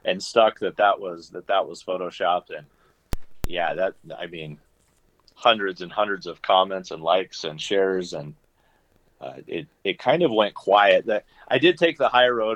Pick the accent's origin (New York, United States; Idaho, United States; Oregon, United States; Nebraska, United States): Nebraska, United States; I grew up in Shatter, Nebraska